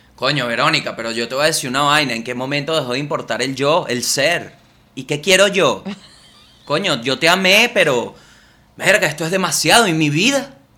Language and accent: Spanish; Venezuela; moved away; Yo siento que Venezuela, desde que me fui